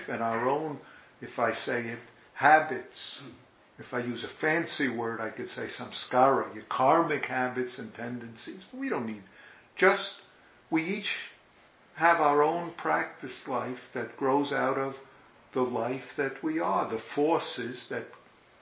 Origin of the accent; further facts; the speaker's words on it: New York, United States; accent: New York; my New York accent